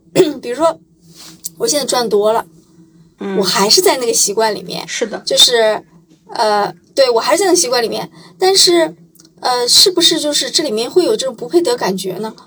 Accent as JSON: {"language": "Chinese", "region": "Shandong", "country": "China", "said": "我是山东人"}